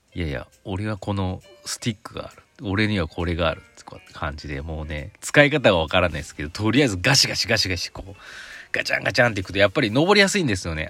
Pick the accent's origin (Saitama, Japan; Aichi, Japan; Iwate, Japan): Aichi, Japan; Mihama; moved away as an adult; 知多半島の、知多郡美浜町っていうところの出身なんですけど